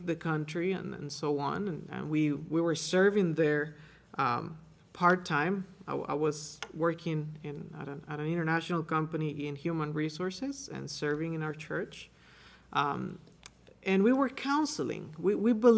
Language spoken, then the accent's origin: English; Costa Rica; moved away as an adult; as we were doing ministry in my home country, we were counseling people